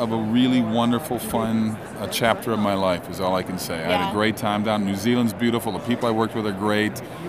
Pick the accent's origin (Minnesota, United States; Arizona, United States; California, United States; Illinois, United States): Minnesota, United States; Lake Minnetonka; I grew up in Lake Minnetonka.